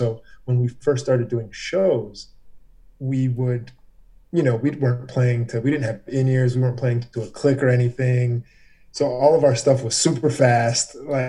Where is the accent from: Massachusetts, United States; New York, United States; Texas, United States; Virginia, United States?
Virginia, United States; Herndon; also born or lived in Reston; Green was because I came from Herndon, moved into Reston to go to South Lakes.